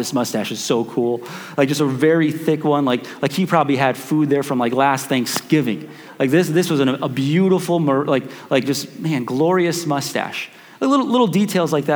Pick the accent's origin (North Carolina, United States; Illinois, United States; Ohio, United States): Illinois, United States; Chicago; we grew up in Chicago